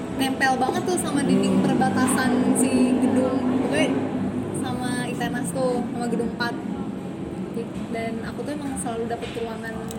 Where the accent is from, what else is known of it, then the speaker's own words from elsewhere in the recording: Karawang, West Java, Indonesia; aku lahir di Kerawang tahun 96